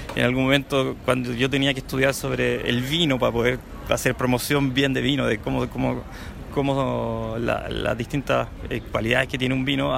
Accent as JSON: {"language": "Spanish", "country": "Chile", "tie": "born or raised there", "moved": "yes", "lives_now": "Canada", "said": "llevo harto tiempo acá, pero crecí en Chile"}